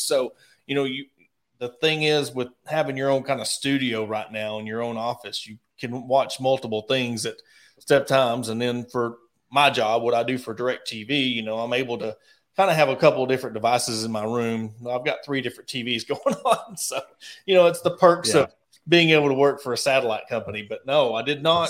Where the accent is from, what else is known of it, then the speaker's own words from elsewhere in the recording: Ozark, Arkansas, United States; I was born and raised in Ozark, Arkansas